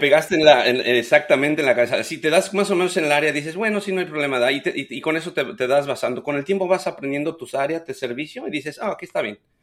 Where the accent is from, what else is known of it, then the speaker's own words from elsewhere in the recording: Ucareo, Michoacán, Mexico; moved away as an adult; now in United States; soy originario de Michoacán. El pueblo se llama Ucareo.